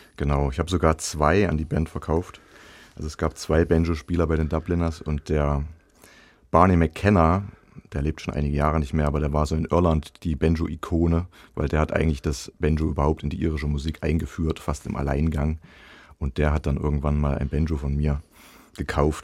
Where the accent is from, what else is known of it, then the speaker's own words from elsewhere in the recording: Zella-Mehlis, Thuringia, Germany; also born or lived in Suhl / Halle; ich bin ja in Zellamelis aufgewachsen